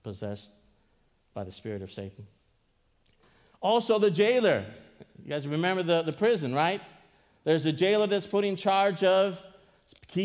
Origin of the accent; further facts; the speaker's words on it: Greece; I am from Greece